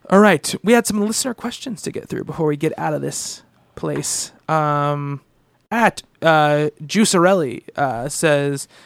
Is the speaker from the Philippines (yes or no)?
no; Canada; I enjoyed the two fours, and yes, I'm Canadian, and I'm no, and I'm not a hockey fan.